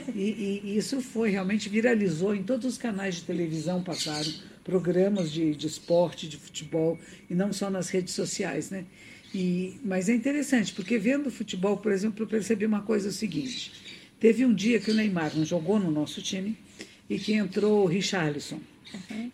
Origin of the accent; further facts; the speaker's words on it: Brazil; moved away as an adult; also born or lived in London; aqui no Brasil